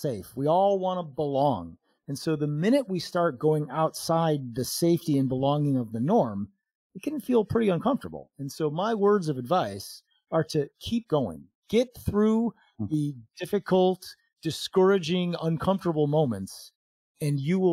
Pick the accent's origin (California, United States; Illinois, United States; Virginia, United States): Illinois, United States; Chicago; moved away as an adult; now in Phoenix, United States; Chicago, which was my hometown and the area where I lived most of my adult life before we moved here to Phoenix